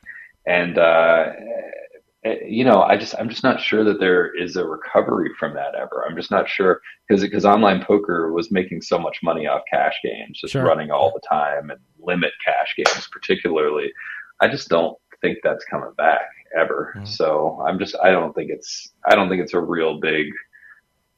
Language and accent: English; West Virginia, United States; I'm from West Virginia. I get it. I'm from a small state